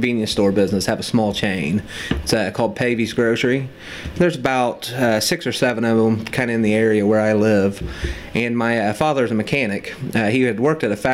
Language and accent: English; Metamora, Indiana, United States; Metamora, Indiana